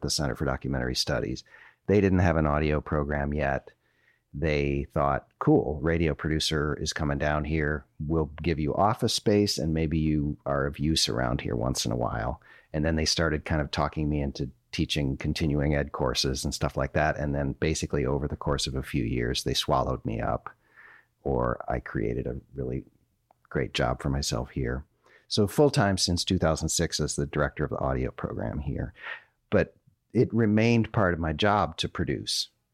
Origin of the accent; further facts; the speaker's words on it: Minnesota, United States; moved away as an adult; now in North Carolina, United States; I'm from Minnesota